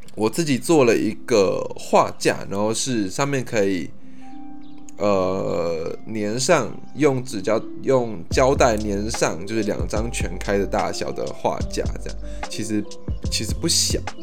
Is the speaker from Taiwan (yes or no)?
yes; Taipei, Taiwan; also born or lived in Kaohsiung; 我是图像图的台北小孩